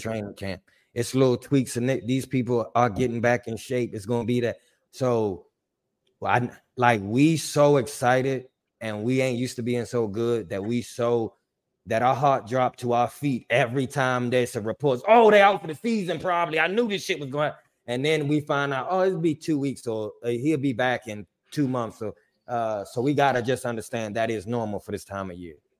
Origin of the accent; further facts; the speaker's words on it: Washington, District of Columbia, United States; I'm from D C. I, I grew up on Joe Gibbs